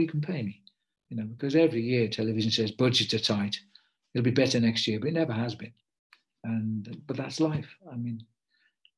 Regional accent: United Kingdom; also born or lived in Liverpool / Africa; I'm British

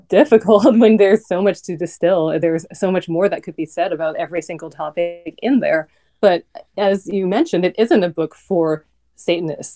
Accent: Vancouver, British Columbia, Canada; moved away; also born or lived in New York; I'm Canadian. I grew up in Vancouver

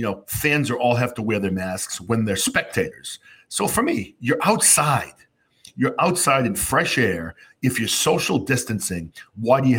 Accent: New Hampshire, United States; now in Massachusetts, United States; I grew up in New Hampshire where the state motto is live free or die.

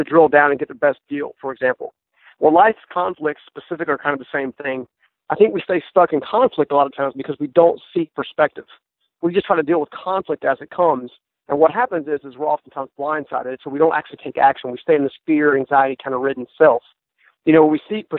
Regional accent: Raleigh, North Carolina, United States; born and raised in Raleigh, North Carolina, or the suburbs around it

